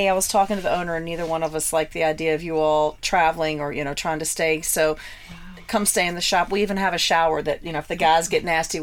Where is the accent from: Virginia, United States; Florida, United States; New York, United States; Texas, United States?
Virginia, United States; We're from Virginia.